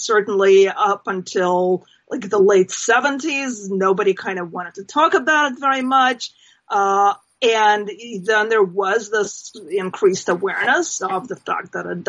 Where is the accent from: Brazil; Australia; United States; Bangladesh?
United States; New Jersey; I mean, in my home state in New Jersey